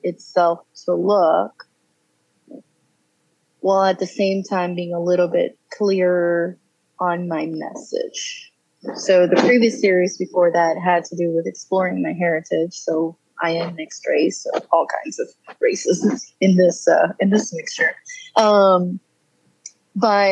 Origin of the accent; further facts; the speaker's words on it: San Juan, Puerto Rico; now in Raleigh, United States; I am originally from San Juan, Puerto Rico. Moved to North Carolina in 2007 and have lived here ever since.